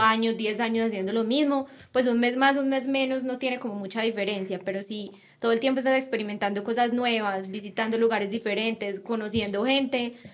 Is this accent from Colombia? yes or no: yes; Colombia; nosotros como colombianos